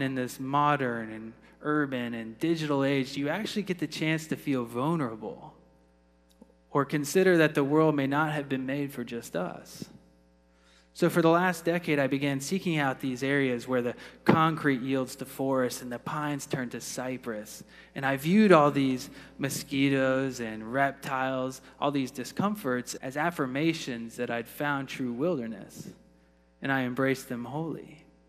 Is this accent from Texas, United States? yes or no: no; Florida, United States; growing up in the Sunshine State